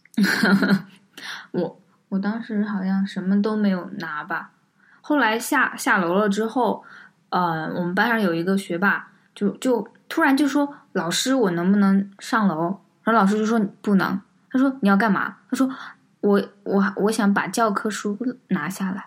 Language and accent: Chinese; Sichuan, China; 我们是四川人，然后也经历了五幺二这次地震的这个事件